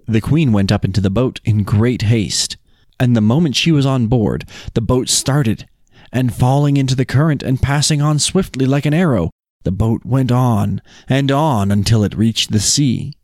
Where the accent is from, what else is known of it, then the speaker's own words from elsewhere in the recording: Utah, United States; we're from Utah